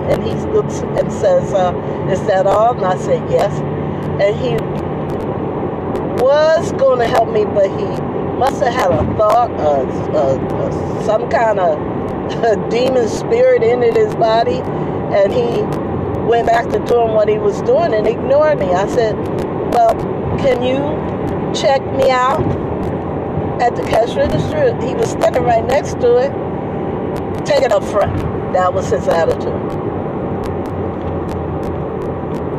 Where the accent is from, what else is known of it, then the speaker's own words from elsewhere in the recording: New Jersey, United States; now in Bay Area, United States; I'm from New Jersey